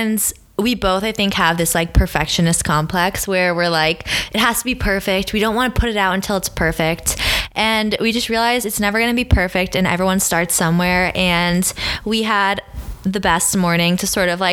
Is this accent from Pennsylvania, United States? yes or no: no; Maine, United States; moved away as an adult; now in New York City, United States; we're both from Maine. We grew up like 10 minutes from each other